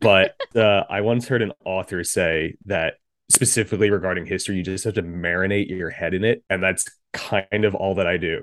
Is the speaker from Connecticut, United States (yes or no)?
yes; southwestern Connecticut, United States; moved away as an adult; now in New York, United States; I grew up in Connecticut, southwestern Connecticut.